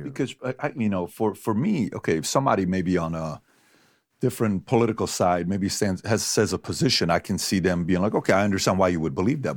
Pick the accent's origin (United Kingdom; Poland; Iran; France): Iran; now in United States; I'm from Iran.